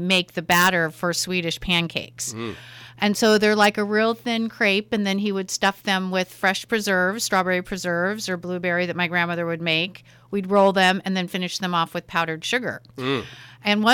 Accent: San Diego, California, United States; moved away as an adult; also born or lived in Alameda, California; now in Napa Valley, United States; I grew up in San Diego.

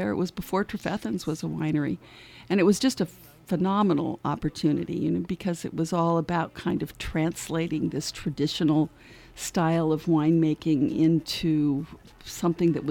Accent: California, United States; I am a I am a Californian

